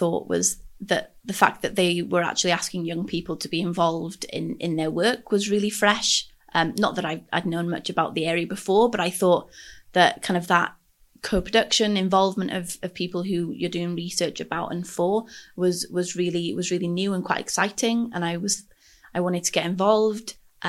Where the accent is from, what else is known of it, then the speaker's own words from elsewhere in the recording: Anglesey, Wales, United Kingdom; moved away as an adult; now in Cardiff, United Kingdom; I am from Ynysmon, Anglesey, up in North Wales, and I moved down to Cardiff for university back in 2016 now